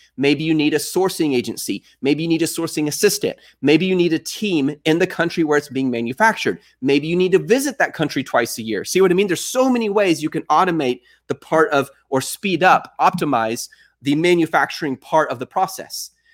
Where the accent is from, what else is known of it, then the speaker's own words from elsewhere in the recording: Texas, United States; I am from Texas.